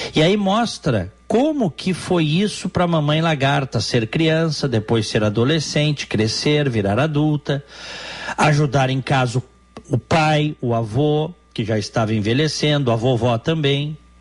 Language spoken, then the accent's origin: Portuguese; Porto Alegre, Rio Grande do Sul, Brazil; moved away as an adult; now in United States; nasci no Hospital Moinhos de Vento, vivi os primeiros anos da minha vida no bairro Petrópolis e depois parte da minha infância e da minha adolescência no bairro Moinhos de Vento